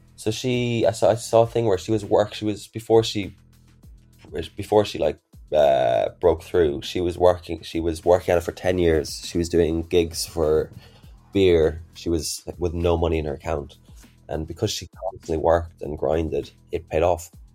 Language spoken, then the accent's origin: English; Ireland; I'm from Ireland myself.